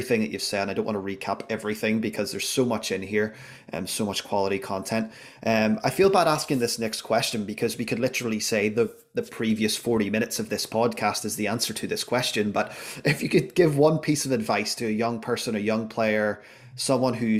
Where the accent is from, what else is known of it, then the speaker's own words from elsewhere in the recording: Belfast, Northern Ireland, United Kingdom; I'm from Belfast